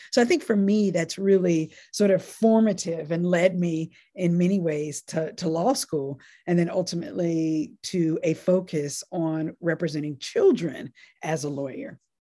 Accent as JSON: {"language": "English", "region": "North Carolina", "country": "United States", "tie": "born or raised there", "also_born_or_lived": "Nashville, Tennessee", "said": "I was born in Nashville, Tennessee, and then lived in what I call my formative years in North Carolina and in a relatively small town in North Carolina"}